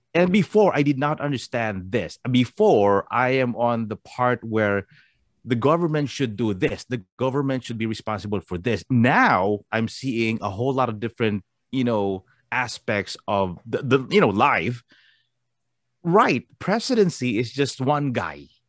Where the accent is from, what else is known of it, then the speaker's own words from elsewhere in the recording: Philippines; moved away; Us Filipinos